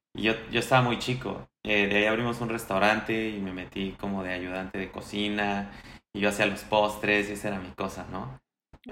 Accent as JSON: {"language": "Spanish", "region": "Mexico City", "country": "Mexico", "tie": "born or raised there", "also_born_or_lived": "Pachuca, Hidalgo", "moved": "as an adult", "said": "nací en la Ciudad de México en 1992"}